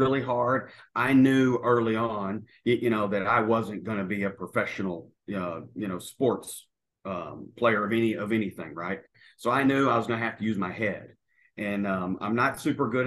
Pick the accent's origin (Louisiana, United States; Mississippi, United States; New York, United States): Louisiana, United States; North; moved away as an adult; now in New Zealand; I'm originally from North Louisiana